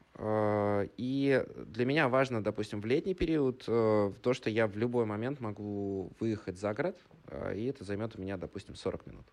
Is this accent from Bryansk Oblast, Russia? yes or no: yes; Bryansk, Bryansk Oblast, Russia; moved away as an adult; also born or lived in Moscow / Saint Petersburg; ресторанным бизнесом в регионе, в городе Брянске, откуда я родом